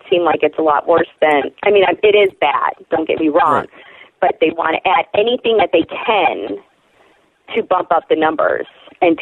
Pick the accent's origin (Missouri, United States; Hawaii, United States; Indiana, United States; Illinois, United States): Illinois, United States; Chicago; now in Oklahoma City, United States; in my hometown of Chicago